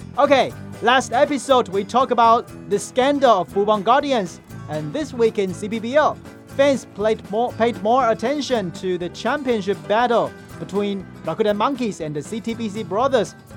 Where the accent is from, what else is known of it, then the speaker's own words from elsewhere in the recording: Kinmen County, Taiwan; my hometown Kinmen